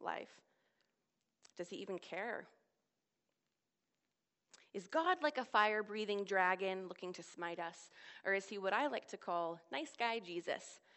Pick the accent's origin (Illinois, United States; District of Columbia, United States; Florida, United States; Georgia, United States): District of Columbia, United States; Washington; moved away as an adult; now in Oxford, United Kingdom; I'm from the Washington, D.C. area